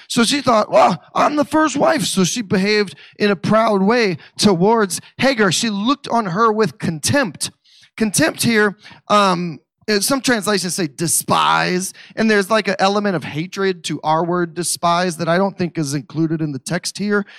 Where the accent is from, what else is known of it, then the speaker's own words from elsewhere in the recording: Missouri, United States; I don't know how to pronounce Hebrew words because I'm from Missouri.